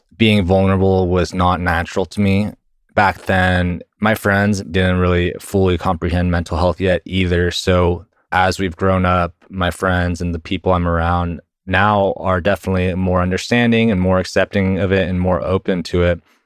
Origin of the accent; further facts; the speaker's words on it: Texas, United States; I was born and raised in Texas, and I currently work at Google doing sales, and I've been in Texas my whole life